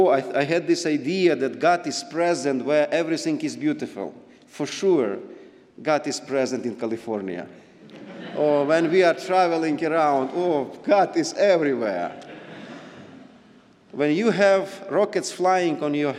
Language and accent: English; Bucha, Kyiv Oblast, Ukraine; English is a second language; we are from Bucha, in the city that cruel atrocity happened.